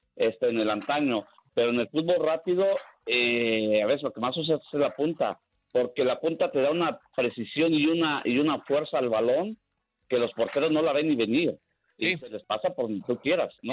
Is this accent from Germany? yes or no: no; Mexico; nosotros en México